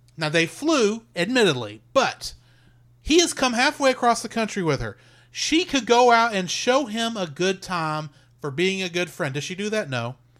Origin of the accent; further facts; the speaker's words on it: United States; as a American